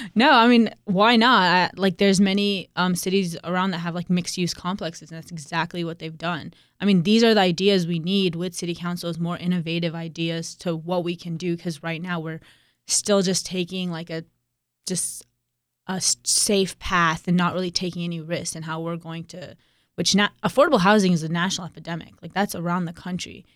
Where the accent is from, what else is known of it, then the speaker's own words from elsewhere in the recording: Raleigh, North Carolina, United States; Raleigh is my hometown